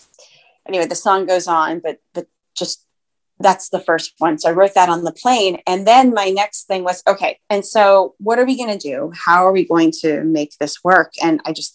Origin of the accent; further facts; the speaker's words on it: Ohio, United States; now in Bay Area, United States; I'm originally from Ohio